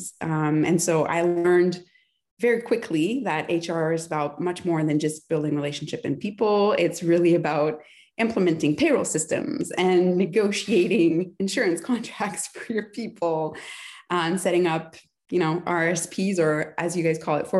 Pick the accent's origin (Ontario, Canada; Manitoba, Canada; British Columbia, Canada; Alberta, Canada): Ontario, Canada; near Ottawa; now in Montreal, Canada; I was born near Ottawa.